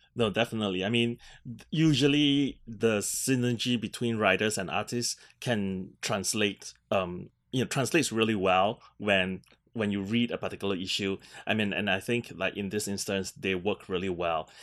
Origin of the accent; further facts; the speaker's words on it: Singapore; being Singaporean